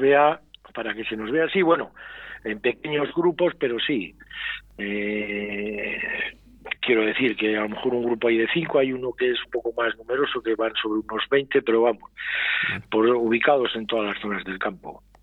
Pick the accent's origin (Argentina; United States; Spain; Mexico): Spain; Medina de Rioseco, Castile and León; yo soy de Río Seco